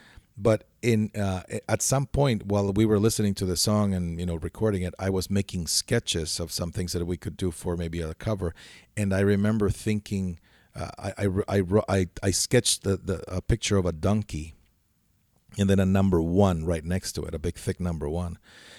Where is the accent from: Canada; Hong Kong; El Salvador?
El Salvador; now in Arizona, United States; I live in Arizona, which has a border with Mexico. Yet my background is, you know, I grew up in El Salvador in Central America.